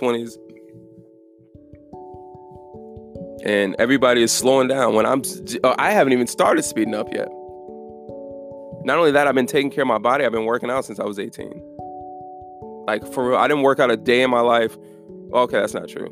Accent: Germany; I'm from Germany

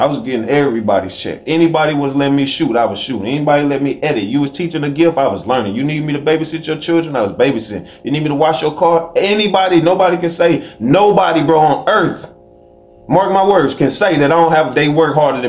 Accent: the South, United States; Because I grew up in the South with tension between white and black.

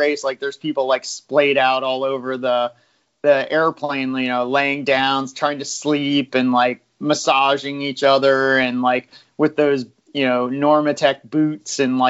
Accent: United States; as an American

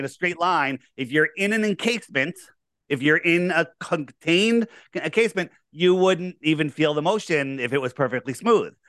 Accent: Fairfield County, Connecticut, United States; I grew up here in, uh, Fairfield County. Uh, I didn't, I haven't moved very far.

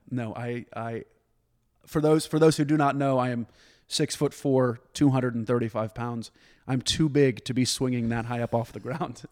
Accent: Dallas, Texas, United States; moved away as an adult; also born or lived in New York; I was born and raised in Dallas.

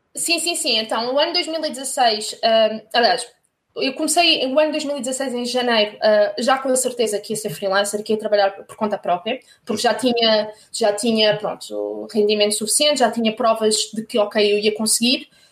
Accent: Corroios, Setúbal, Portugal; moved away as an adult; also born or lived in France / Paris, France / Germany; cresci na margem sul do Tejo, sou de Corroios, na margem sul

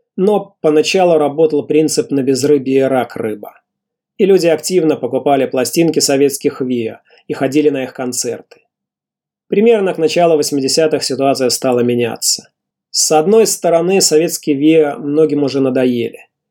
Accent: Mogilev, Mogilev Region, Belarus; в родном городе Могилеве

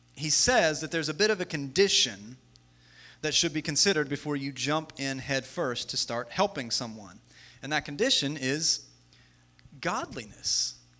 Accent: West Virginia, United States; we're all from West Virginia

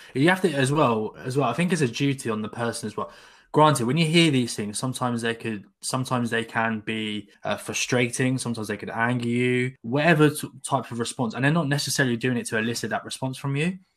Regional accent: Sussex, South East England, United Kingdom; I grew up in Sussex, so, like, south of England

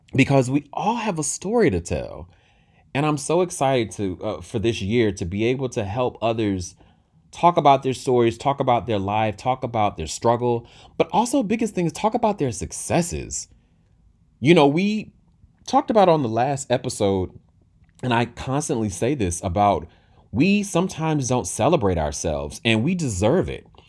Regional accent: Durham, North Carolina, United States; from my hometown. Shout out to Bull City from Durham, North Carolina.

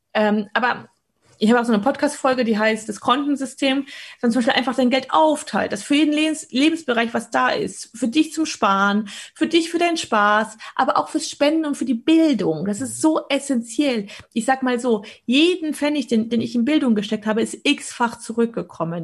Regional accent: Poland; also ich bin in Polen geboren

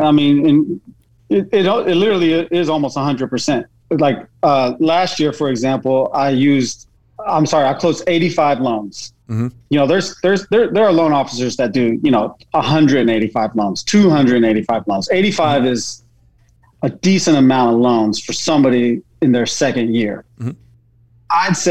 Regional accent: Texas, United States; also born or lived in Germany; I'm from Texas originally. Okay. I was born in Germany.

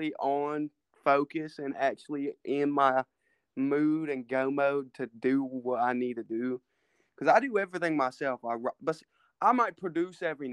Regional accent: Tennessee, United States; I'm from Tennessee

